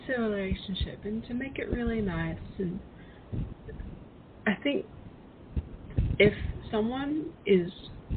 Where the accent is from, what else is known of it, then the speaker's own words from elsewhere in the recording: Australia; I'm actually from Australia